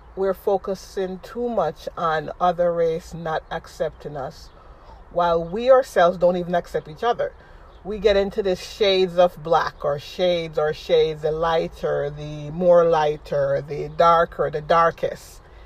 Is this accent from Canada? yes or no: no; Jamaica; now in United States; I'm a Jamaican living in America